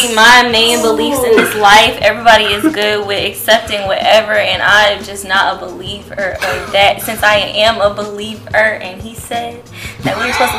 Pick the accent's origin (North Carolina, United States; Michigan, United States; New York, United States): New York, United States; moved away as an adult; now in Georgia, United States; I only been here 10 years. I know most people been here all their life. I'm from New York. I'm very Southern now.